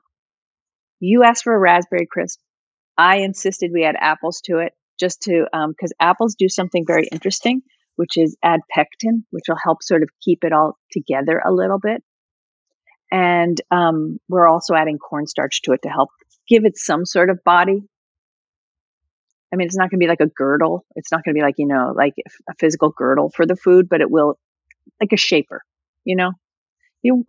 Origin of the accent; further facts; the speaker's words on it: New Jersey, United States; I'm from Jersey